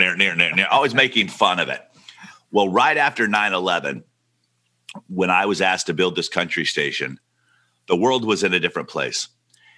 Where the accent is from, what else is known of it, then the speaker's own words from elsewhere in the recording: Muscle Shoals, Alabama, United States; moved away; also born or lived in Santa Barbara; I grew up in Muscle Shoals, Alabama